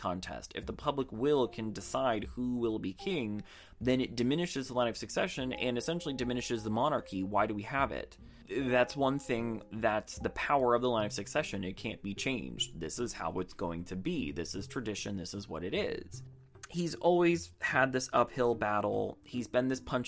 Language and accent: English; United States; I'm just an American over here